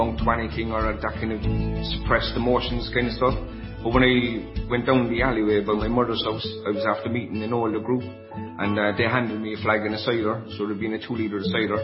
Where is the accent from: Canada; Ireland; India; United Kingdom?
Ireland; I'm from Connolly Road in Ballyfihan. Actually, this is my parish that I'm sitting in this chair at the moment